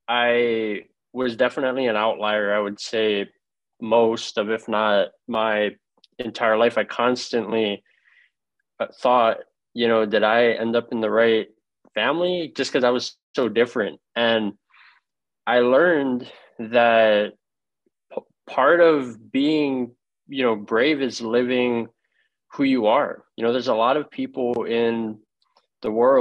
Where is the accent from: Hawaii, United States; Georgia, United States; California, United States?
Hawaii, United States; moved away as an adult; now in Florida, United States; I was born and raised in Hawaii, and I grew up with my grandparents